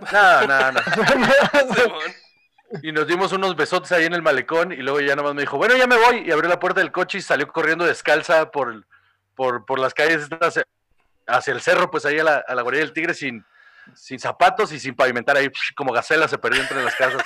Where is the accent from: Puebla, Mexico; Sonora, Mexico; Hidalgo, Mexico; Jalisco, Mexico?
Sonora, Mexico; Guaymas; yo soy de Guaymas, entonces estábamos ahí en Guaymas